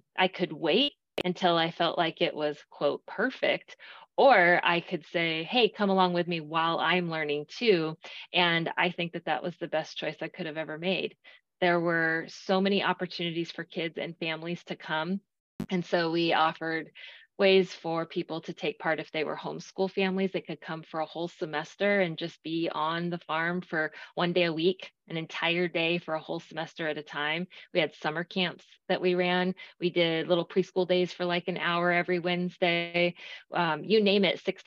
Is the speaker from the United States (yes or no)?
yes; Arizona, United States; moved away as an adult; now in Texas, United States; growing up in Arizona